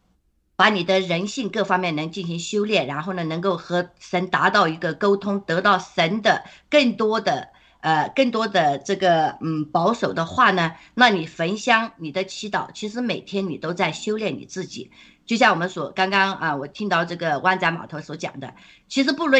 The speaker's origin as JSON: {"language": "Chinese", "region": "Guangdong", "country": "China", "said": "其实我我老家也是在广东，那就是我的那个呃。呃，当然了，我父母他们是非常的洗脑的啦，就是不相信这些。但是呢，在那个呃潮汕那地方呢，就是在这些宗教啊，还有这个敬万神万福啊这些方面是非常非常浓厚的。"}